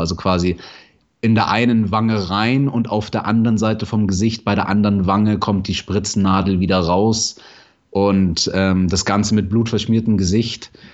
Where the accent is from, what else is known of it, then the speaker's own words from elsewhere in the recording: Munich, Bavaria, Germany; Ich komme aus München